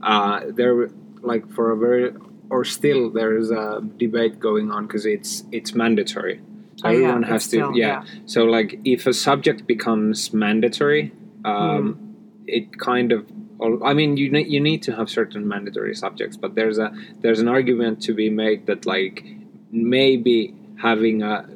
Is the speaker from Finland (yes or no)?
yes; Finland; accent: Finnish; English is a second language; now in Stockholm, Sweden; I'm speaking English with a Finnish accent